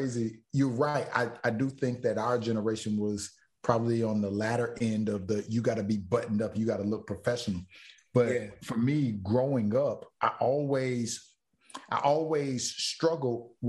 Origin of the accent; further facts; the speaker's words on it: Florida, United States; I'm from Florida